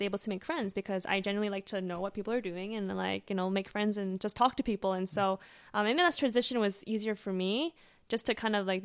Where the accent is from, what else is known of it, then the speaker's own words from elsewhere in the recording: Vancouver, British Columbia, Canada; moved away as an adult; now in Los Angeles, United States; I'm from Vancouver.